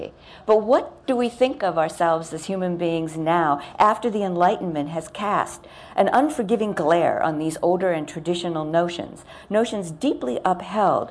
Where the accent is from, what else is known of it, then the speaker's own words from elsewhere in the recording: United States; I'm American.